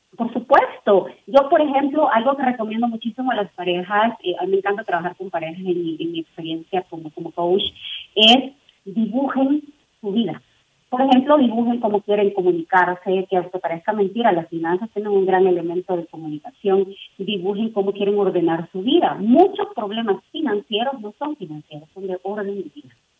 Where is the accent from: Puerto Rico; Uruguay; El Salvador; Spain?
El Salvador; now in Mexico; yo soy de El Salvador, tengo mi estructura, vivo en un país que es México